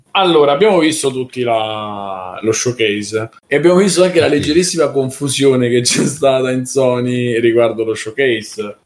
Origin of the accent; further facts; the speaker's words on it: Rome, Lazio, Italy; siamo di Roma